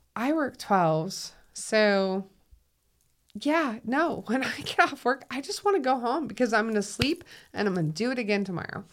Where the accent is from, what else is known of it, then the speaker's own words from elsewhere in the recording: Minnesota, United States; moved away as an adult; now in Utah, United States; I'm from Minnesota.